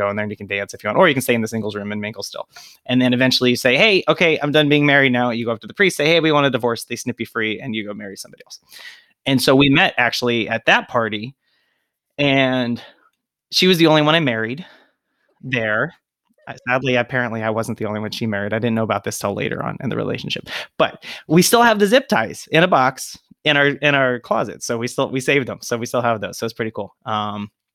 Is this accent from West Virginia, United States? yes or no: yes; West Virginia, United States; moved away as an adult; also born or lived in Springfield, Ohio; I grew up in West Virginia.